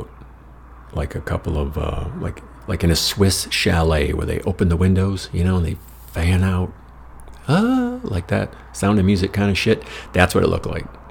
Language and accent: English; Dimondale, Michigan, United States; moved away; Back in Lansing, in my hometown in Dumitton